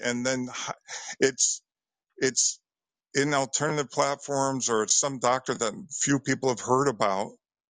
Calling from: Bridgeport, Connecticut, United States; I'm calling from Connecticut, the Bridgeport area.

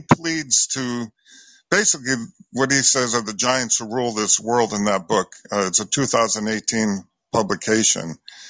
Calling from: Connecticut, United States; I'm calling from Connecticut.

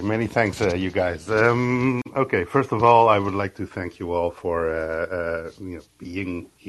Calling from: Groningen, Netherlands; The Netherlands, Groningen.

